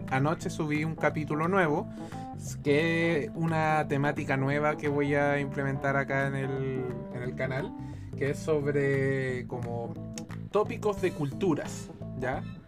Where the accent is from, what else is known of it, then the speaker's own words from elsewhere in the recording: Chile; acá en Chile no fue la excepción. Entonces uno creció con la idea de que el comunismo es malo